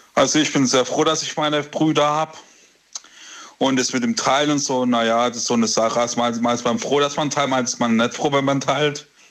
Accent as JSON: {"language": "German", "town": "Karlsruhe", "region": "Baden-Württemberg", "country": "Germany", "said": "Aus Karlsruhe"}